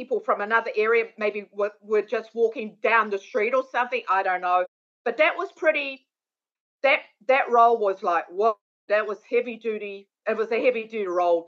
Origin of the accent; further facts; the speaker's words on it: New Zealand; moved away as an adult; now in Baltimore, United States; I'm born in New Zealand, but my mother and father came from the Netherlands. So when I was a kid, I learned English at school.